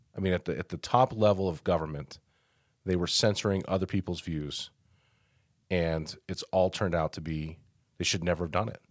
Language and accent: English; Denver, Colorado, United States; now in Farmington, United States; I grew up in Denver, and very multicultural area